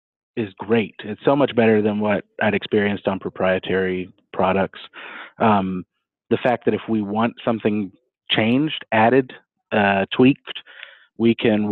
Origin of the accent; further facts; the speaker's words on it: Texas, United States; I am from Texas. It's great, but I've lived all over too.